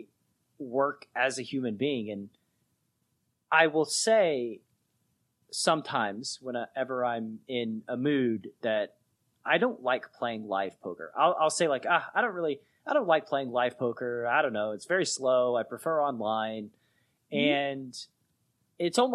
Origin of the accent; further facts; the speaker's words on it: Chattanooga, Tennessee, United States; I'm from Chattanooga, Tennessee